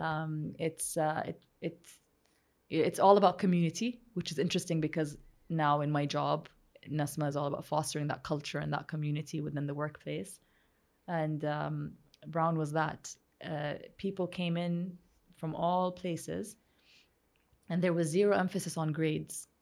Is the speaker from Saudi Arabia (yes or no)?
yes; Saudi Arabia; moved away as an adult; growing up in Saudi Arabia